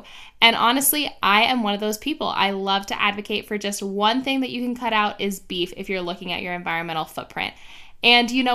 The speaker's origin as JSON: {"language": "English", "town": "Miami", "region": "Florida", "country": "United States", "tie": "born or raised there", "moved": "yes", "lives_now": "Arizona, United States", "said": "I grew up in Miami"}